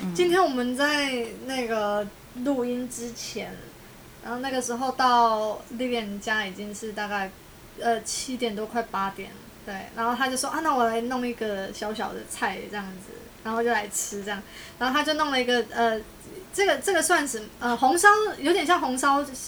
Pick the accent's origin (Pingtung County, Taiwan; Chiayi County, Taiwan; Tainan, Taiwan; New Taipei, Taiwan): Tainan, Taiwan; 我是台南人